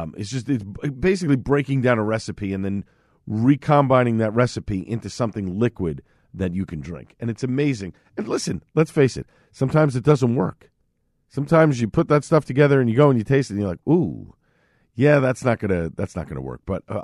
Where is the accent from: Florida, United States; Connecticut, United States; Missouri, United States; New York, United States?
New York, United States; Staten Island; accent: Staten Island; And at times, my accent from where I was born and raised in Staten Island does drop in.